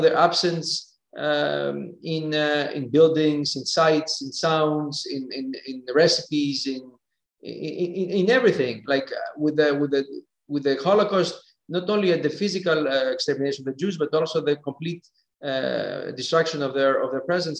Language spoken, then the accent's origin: English; Thessaloniki, Central Macedonia, Greece; first language Greek; English is a second language; moved away as an adult; now in Geneva, Switzerland; growing up in Thessaloniki